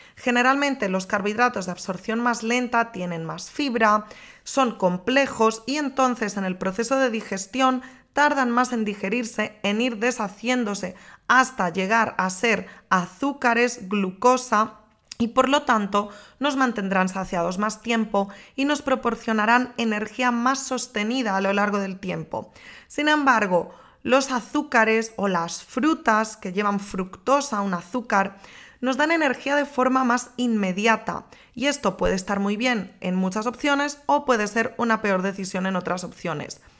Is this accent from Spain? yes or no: yes; Galicia, Spain; moved away as an adult; now in Madrid, Spain; Yo soy gallega